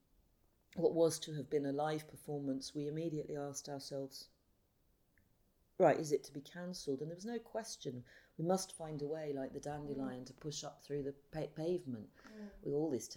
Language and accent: English; London, United Kingdom; I grew up in central London in a very now famous area called Notting Hill Gate